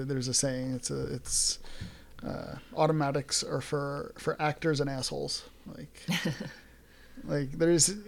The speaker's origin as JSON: {"language": "English", "town": "New York City", "region": "New York", "country": "United States", "tie": "born or raised there", "moved": "yes", "said": "I grew up in New York. Grew up in New York City"}